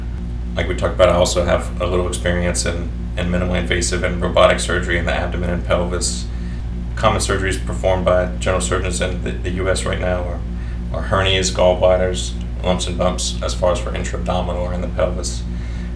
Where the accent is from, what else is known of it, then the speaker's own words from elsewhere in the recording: Opelousas, Louisiana, United States; also born or lived in Baton Rouge, United States / New Orleans, United States / Shreveport, United States; I'm from Opelousas. My dad's whole family is from here, and I grew up here in the city and went to high school locally